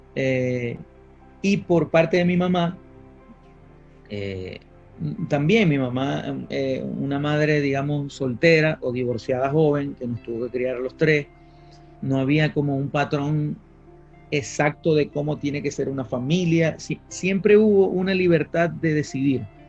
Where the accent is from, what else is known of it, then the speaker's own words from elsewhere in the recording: Maracaibo, Zulia, Venezuela; moved away as an adult; now in Madrid, Spain; yo nací en Maracaibo, eh, viví hasta los 28 años en Maracaibo. Crecí en una familia muy bonita